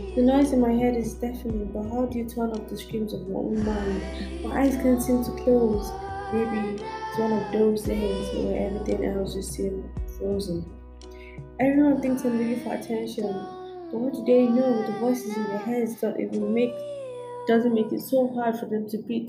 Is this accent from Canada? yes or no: no; Nigeria; I'm Nigerian.